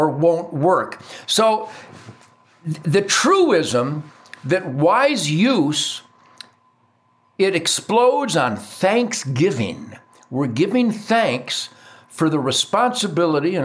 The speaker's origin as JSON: {"language": "English", "town": "Detroit", "region": "Michigan", "country": "United States", "tie": "born or raised there", "said": "I was taught chores in being an asset to my family growing up in Detroit."}